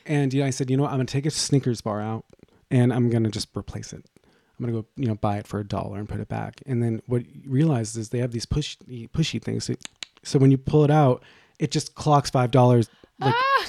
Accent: Boston, Massachusetts, United States; moved away

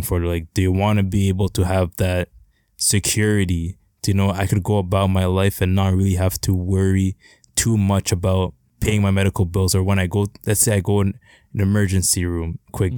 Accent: Canada; as a Canadian

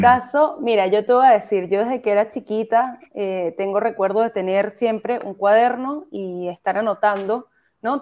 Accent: Caracas, Capital District, Venezuela; moved away as an adult; now in Chile; yo soy venezolana, soy de Caracas soy de Katia específicamente

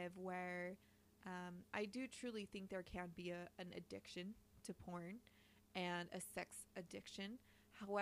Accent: Utah, United States; we're recording from Utah. We're from Utah. We're a fucking weird-ass state

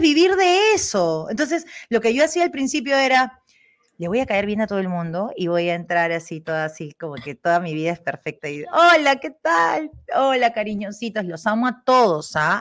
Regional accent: Peru; moved away; also born or lived in Spain / Germany; los peruanos, nosotros, trabajadores

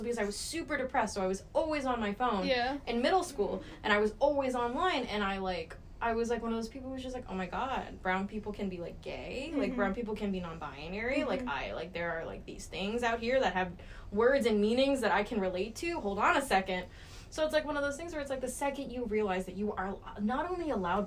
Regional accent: Texas, United States; I'm from Texas. I'm from the South. I grew up in the Bible Belt.

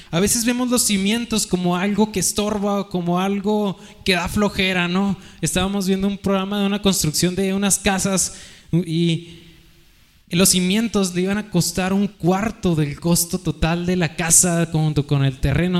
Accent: Mexico; como buenos mexicanos

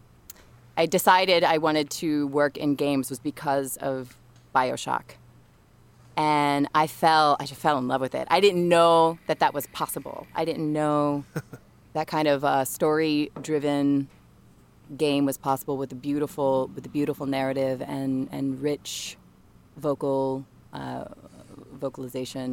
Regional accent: New Orleans, Louisiana, United States; moved away as an adult; also born or lived in New York; I'm from New Orleans. I was living in New Orleans during Hurricane Katrina, evacuated with my family

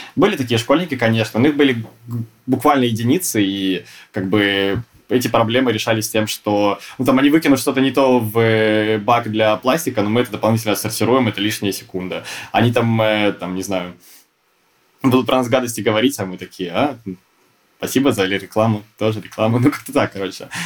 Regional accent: Saint Petersburg, Russia; я тоже из Санкт-Петербурга

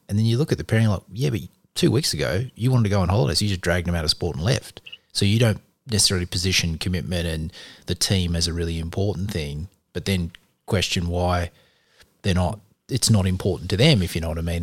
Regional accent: Australia; we're Australian

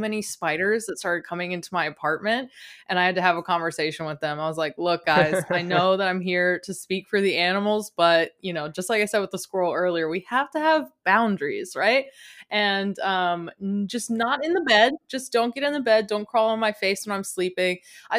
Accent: East Coast, United States; also born or lived in Midwest; growing up on the East Coast and then living in the Midwest in those summers

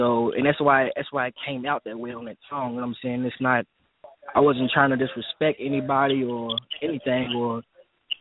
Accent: Louisville, Kentucky, United States; I'm from the West End

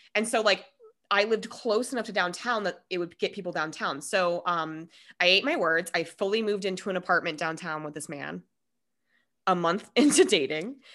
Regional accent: Denver, Colorado, United States; also born or lived in Minnesota; I am one hundred percent Coloradan, like, through and through

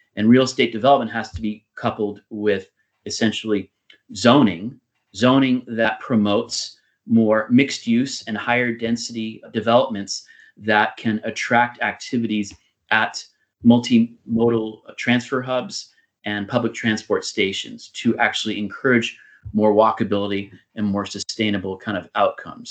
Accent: United States; moved away; my home country of of the United States

